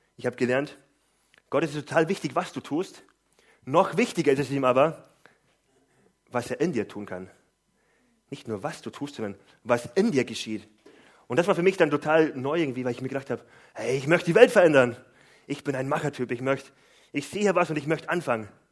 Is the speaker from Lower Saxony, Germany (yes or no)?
yes; Gifhorn, Lower Saxony, Germany; Ich komme aus Gifhorn